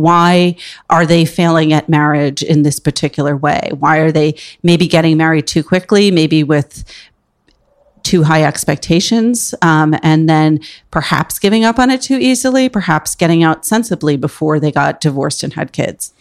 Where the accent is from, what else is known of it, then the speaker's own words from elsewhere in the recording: Port Washington, New York, United States; also born or lived in Upper West Side, New York City; I grew up on Long Island and in the city on the weekends